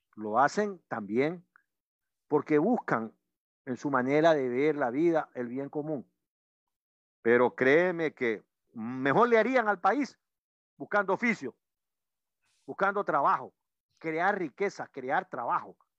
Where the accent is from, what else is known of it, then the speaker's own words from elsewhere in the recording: Ecuador; como ecuatorianos